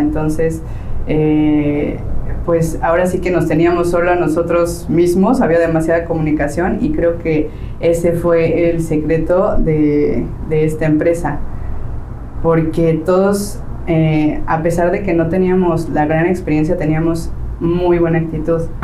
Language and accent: Spanish; Mexico City, Mexico; moved away as an adult; now in Playa del Carmen, Mexico; yo soy de la Ciudad de México, llevo aquí en Playa del Carmen alrededor de 10 años viviendo